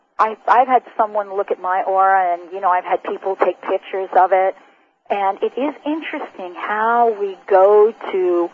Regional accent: New York City, New York, United States; now in Seattle, United States; Growing up in New York City

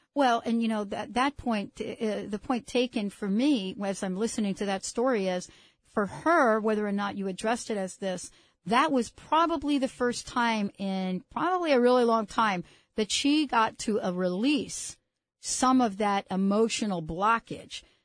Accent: New York City, New York, United States; And I grew up in the Bronx. I grew up in what, what is known as the projects of the Bronx

